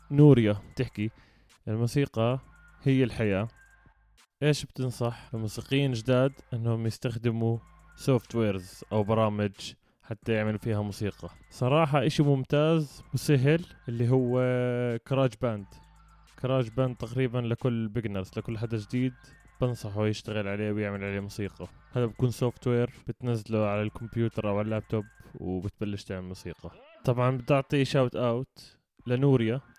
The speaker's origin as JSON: {"language": "Arabic", "country": "Jordan", "said": "لانه فكره الميتال عندنا بالاردن او الناس اللي بتعزف ميتال بسموهم عبده شياطين"}